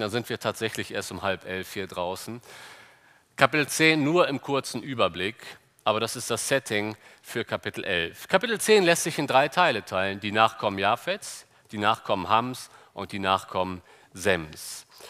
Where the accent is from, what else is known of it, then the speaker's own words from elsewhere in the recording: Cologne, North Rhine-Westphalia, Germany; wir Kölner